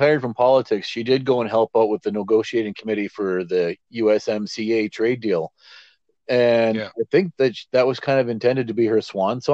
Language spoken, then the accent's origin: English; Edmonton, Alberta, Canada; now in Saskatoon, Canada; I grew up in the Edmonton area